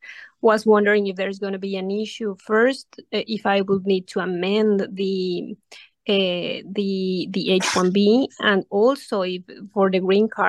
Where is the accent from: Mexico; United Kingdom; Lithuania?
Mexico; moved away as an adult; now in United States; I am from Mexico